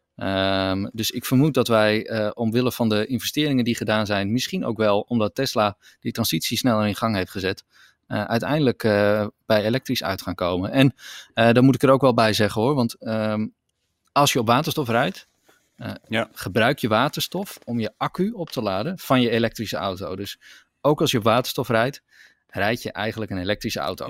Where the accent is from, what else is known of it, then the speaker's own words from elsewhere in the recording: Netherlands; in Nederland zijn wij wel echt een, een voorloper